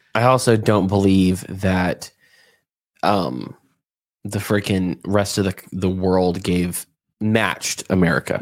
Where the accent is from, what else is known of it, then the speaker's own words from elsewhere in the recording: the South, United States; moved away; I'm from the South